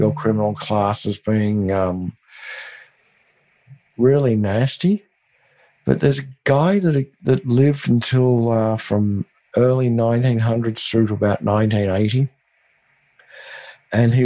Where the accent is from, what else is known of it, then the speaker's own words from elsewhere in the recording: Australia; now in Austin, United States; I'm from Australia